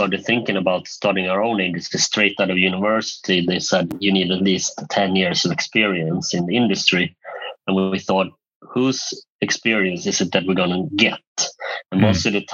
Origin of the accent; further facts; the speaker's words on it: middle or northern Sweden, Sweden; also born or lived in South Korea; I was brought up in the middle of, or northern Sweden, basically, with in a loving family with four more siblings